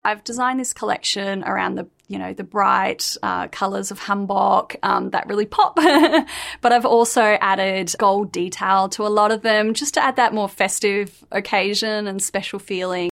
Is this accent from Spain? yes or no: no; Australia; I grew up in countryside in Australia